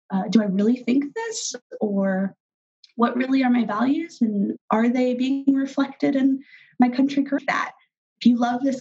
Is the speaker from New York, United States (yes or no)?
no; Dodge City, Kansas, United States; i saw this a lot when i was growing up in Dodge um, probably my later high school years before I went off to college